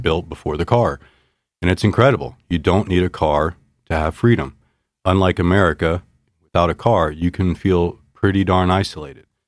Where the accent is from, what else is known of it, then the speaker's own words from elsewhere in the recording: Virginia, United States; moved away as an adult; also born or lived in North Carolina; now in Missoula, United States; I grew up in Virginia, had a business degree from North Carolina State